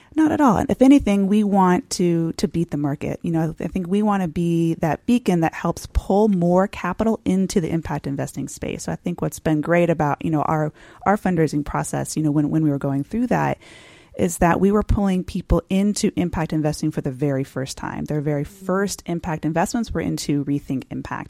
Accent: San Diego, California, United States; I grew up in San Diego

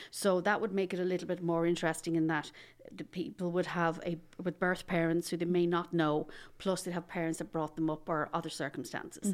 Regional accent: Dublin, Leinster, Ireland; I'm from Dublin originally

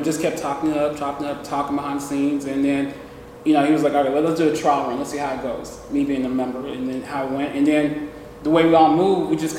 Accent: Houston, Texas, United States; I'm from Houston, Texas.

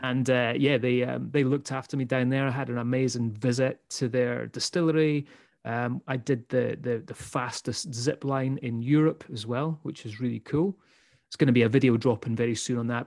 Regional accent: Scotland, United Kingdom; also born or lived in United States; we're two Scottish guys

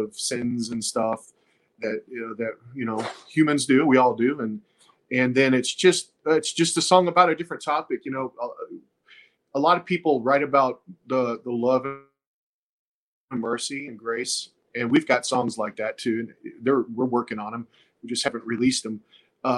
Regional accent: Texas, United States; We're from Texas

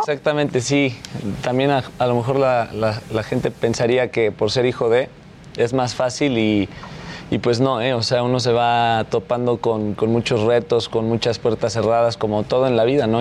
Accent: Mexico; soy mexicano

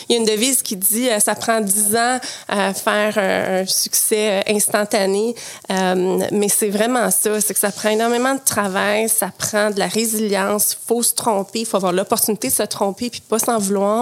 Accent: Quebec City, Quebec, Canada; also born or lived in Montreal / Cap-Rouge; j'ai grandi à Québec, donc ah mon passé de nageuse synchronisée s'est fait à Québec

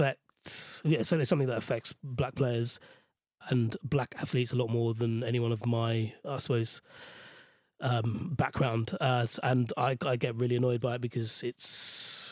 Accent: Sri Lanka; now in United Kingdom; in Sri Lanka, where I grew up

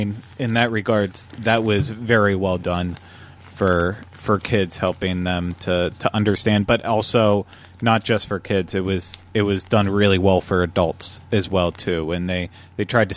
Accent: Pennsylvania, United States; moved away as an adult; now in Florida, United States; Growing up in Pennsylvania, you know, we didn't really have to worry about anything.

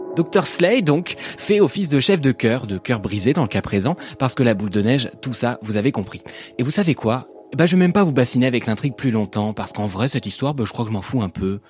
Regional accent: France; also born or lived in Paris / Normandy; je suis parisien et normand

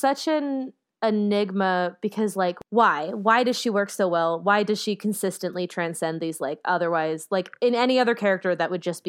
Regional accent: North Dakota, United States; who's from my home state of North Dakota

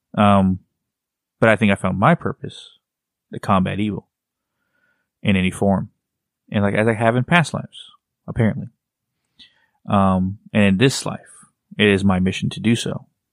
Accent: Texas, United States; I'm from Texas

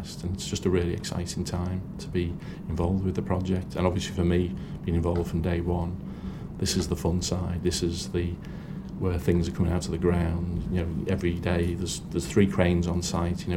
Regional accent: Liverpool, North West England, United Kingdom; I'm from Liverpool and I'm proud of that status

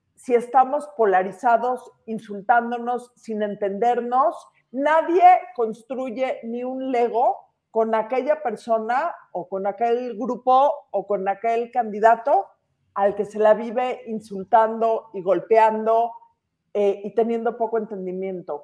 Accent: Mexico; toda la gente en este país tenemos tanto más en común como mexicanos

